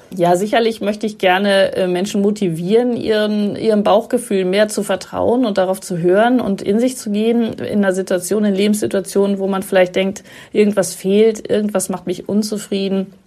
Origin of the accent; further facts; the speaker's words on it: Germany; moved away as an adult; als Ausländerin, als Deutsche und dann noch als Frau